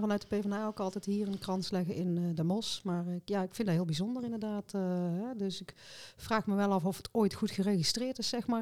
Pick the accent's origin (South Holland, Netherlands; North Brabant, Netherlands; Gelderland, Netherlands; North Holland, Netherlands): North Brabant, Netherlands